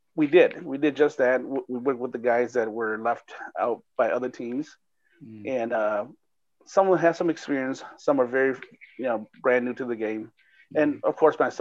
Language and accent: English; Minneapolis, Minnesota, United States; moved away; also born or lived in California; I was from Twin Cities here, moved to California in 82, and then came back in 88